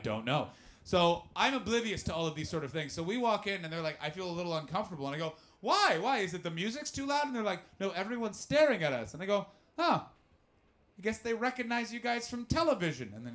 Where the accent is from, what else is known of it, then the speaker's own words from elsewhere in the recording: Ottawa, Ontario, Canada; I grew up in Canada in a very sleepy town called Ottawa